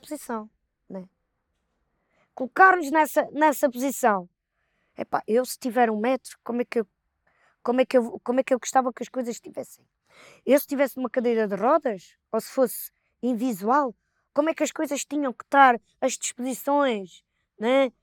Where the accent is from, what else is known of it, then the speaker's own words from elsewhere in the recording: Palmela, Setúbal, Portugal; nós somos de, de Palmel, né? uma vila, um conselho